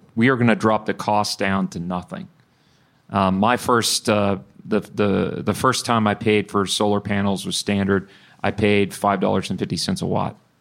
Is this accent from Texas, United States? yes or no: yes; Bryan, Texas, United States; also born or lived in Houston; I grew up in Bryan